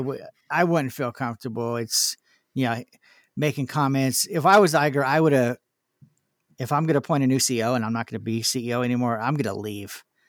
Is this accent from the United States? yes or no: yes; California, United States; I was from California